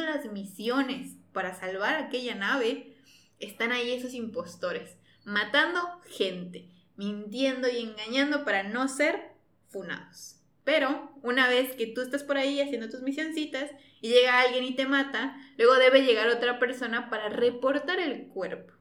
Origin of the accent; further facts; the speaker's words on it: Mexico; Nos encanta funar como mexicanos